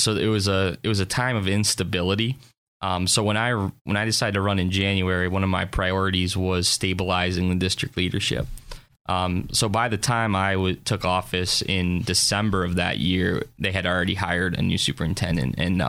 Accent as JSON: {"language": "English", "town": "Harbor Creek", "region": "Pennsylvania", "country": "United States", "tie": "born or raised there", "said": "Okay, so I grew up in Harbor Creek, went to Harbor Creek High School all 13 years, kindergarten through graduation."}